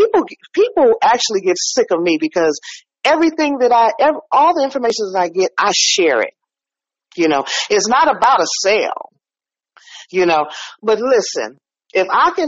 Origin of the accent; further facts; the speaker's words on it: San Francisco, California, United States; now in Oakland, United States; I'm in Oakland now. I was born and raised in San Francisco